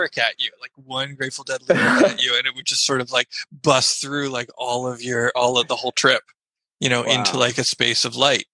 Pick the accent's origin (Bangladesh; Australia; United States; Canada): United States; I'm an American, you know, hippie kid